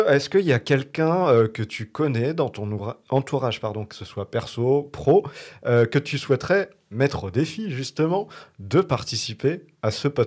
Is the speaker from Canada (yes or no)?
no; France; accent: very French